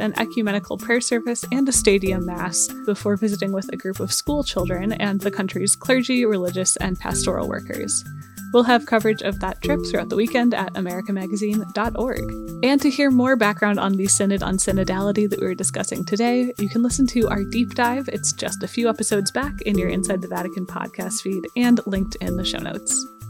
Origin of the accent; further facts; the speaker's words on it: St. Louis, Missouri, United States; I was growing up in the Archdiocese of Saint Louis